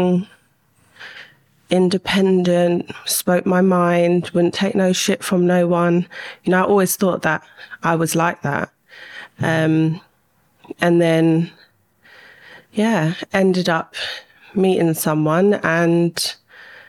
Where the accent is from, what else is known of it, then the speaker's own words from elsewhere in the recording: London, United Kingdom; I grew up in West London, went to school there